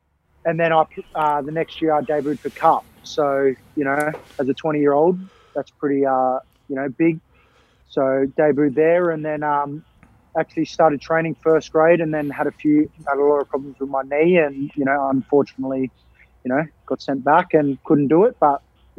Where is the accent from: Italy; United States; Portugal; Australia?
Australia; born or raised there; now in Sydney, Australia